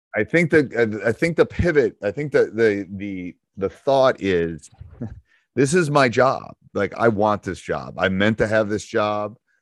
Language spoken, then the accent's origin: English; Upper Peninsula, Michigan, United States; accent: Midwestern, Yooper; I got a little bit of that U P -er thing going on, too